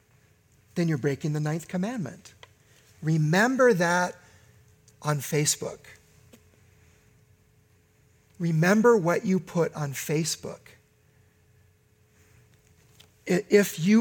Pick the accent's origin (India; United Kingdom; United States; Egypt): United States; in my lifetime as an American